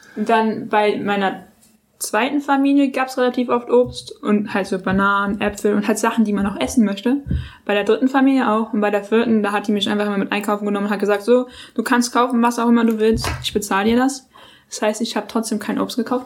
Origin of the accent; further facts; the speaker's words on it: Germany; accent: German; also born or lived in New York, United States; Wir sind alle Deutsche